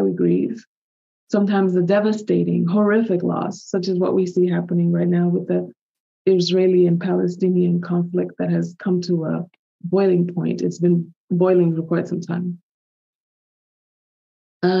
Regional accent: Dominican Republic; moved away; also born or lived in United States; my home country, Giovanni, Dominican Republic

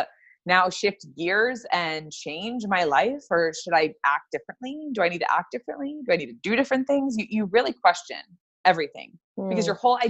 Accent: Kentucky, United States; moved away as an adult; also born or lived in Florida; I grew up in Kentucky.

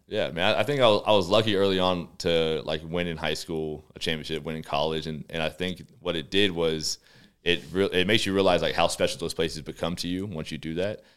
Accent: Texas, United States; moved away as an adult; now in Calgary, Canada; we're from the States, obviously. I'm from Texas

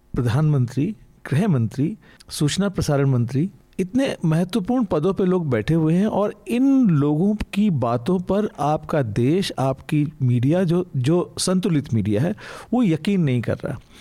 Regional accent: Uttarakhand, India; मैं उत्तराखंड का रहने वाला हूँ

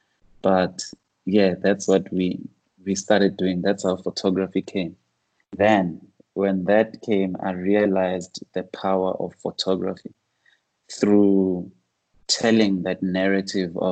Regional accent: Soweto, Gauteng, South Africa; growing up in Soweto, a lot of the older guys like my father, uncles

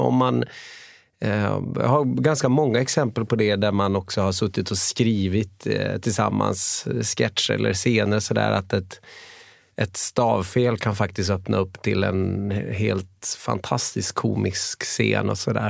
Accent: Umeå, Västerbotten County, Sweden; also born or lived in Gothenburg; now in Karlstad, Sweden; född och uppvuxen i Umeå

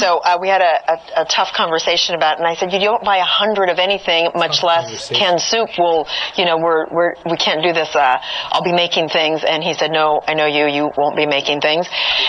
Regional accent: California, United States; I grew up in California, in a home where my parents spent a lot of time outdoors.

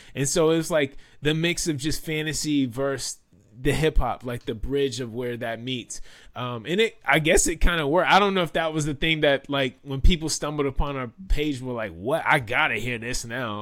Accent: Washington, District of Columbia, United States; also born or lived in Maryland; I am from Washington, D C. I'm a native Washingtonian

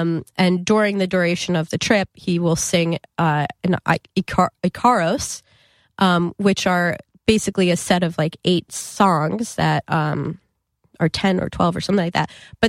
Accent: New Jersey, United States; I mean, we all happen to be from Jersey, but I'm from North Jersey.

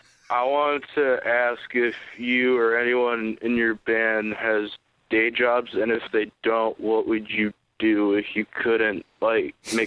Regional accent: Sharon, Massachusetts, United States; I'm from Sharon, which is like 40 minutes south of Boston.

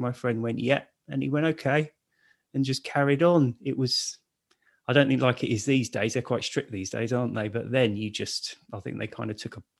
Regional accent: Raynes Park, London, United Kingdom; also born or lived in Hammersmith; I was born in Hammersmith Hospital, but grew up in Raines Park, which is sort of near Wimbledon. And yeah, grew up, went to school around there, spent all of my life up to my 30s, I think, living in Raines Park.

